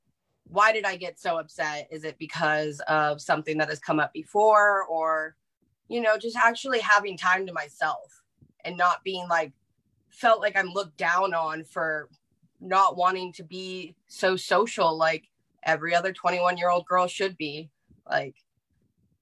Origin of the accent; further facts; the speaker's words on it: Central California, United States; I am from Central California, so kind of beachy area.